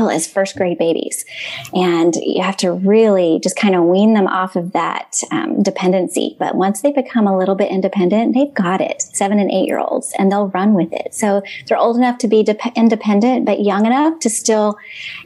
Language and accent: English; Dallas, Texas, United States; moved away as an adult; now in Clearwater, United States; I was actually born and raised in Dallas, Texas. So I am a native Texan by heart